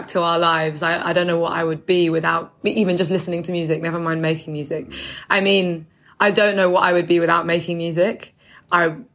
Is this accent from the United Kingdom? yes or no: yes; London, United Kingdom; Where I'm from, I don't live there anymore, but I'm from Deptford in New Cross